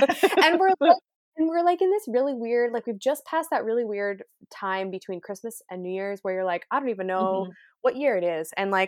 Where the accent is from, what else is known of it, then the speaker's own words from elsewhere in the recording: West Coast, United States; young man, I'm from the West Coast. Okay. I've seen a whale or two.